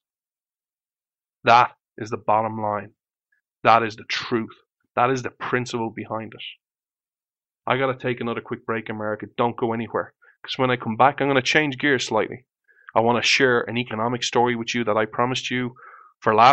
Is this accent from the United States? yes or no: no; Ireland; I was born in Ireland